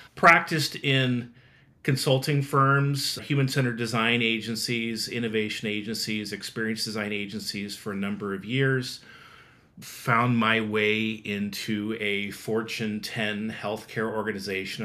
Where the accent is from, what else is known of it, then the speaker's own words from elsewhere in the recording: Nebraska, United States; grew up in the Midwest. I think it's always good to say that I'm from Nebraska